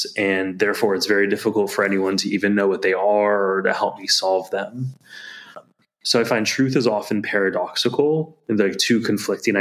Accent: United States; As an American

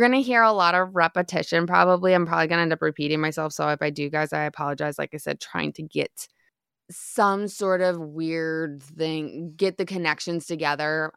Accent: Midwest, United States; moved away; I grew up in the Midwest

